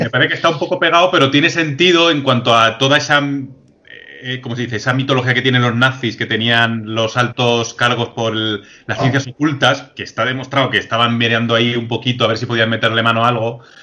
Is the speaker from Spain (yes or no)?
yes; Madrid, Community of Madrid, Spain; nosotros que somos de Madrid